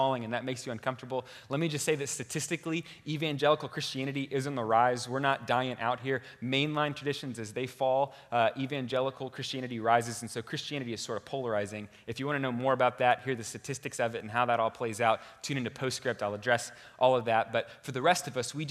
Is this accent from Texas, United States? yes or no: yes; Houston, Texas, United States; moved away as an adult; now in Boston, United States; I'm from Houston, Texas, and I consider myself a true Texan